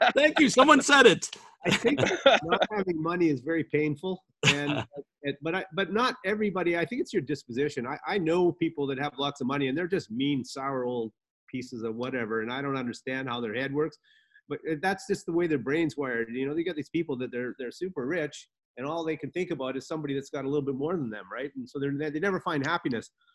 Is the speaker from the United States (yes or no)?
no; Canada; moved away as an adult; also born or lived in Antigua; now in Antigua and Barbuda; I used to watch a lot of sports growing up in Canada.